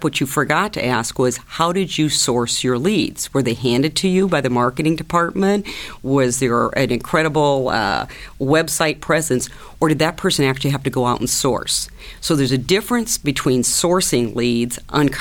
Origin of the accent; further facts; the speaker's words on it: Iowa, United States; Growing up in Iowa on a farm